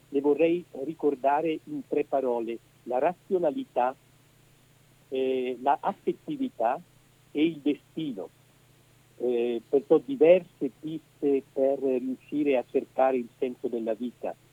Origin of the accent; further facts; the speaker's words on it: Edolo, Lombardy, Italy; also born or lived in Rome; Sì, io sono bresciano, nato a Edolo nel 1965, poi eh, sono sempre eh, stato più o meno sul territorio bresciano, eh, tranne alcuni anni che ho passato a Roma per gli studi